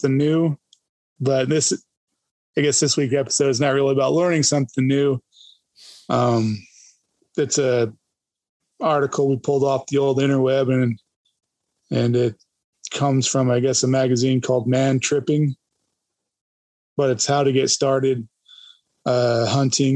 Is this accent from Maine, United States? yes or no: no; Idaho, United States; growing up in Idaho and hunting Idaho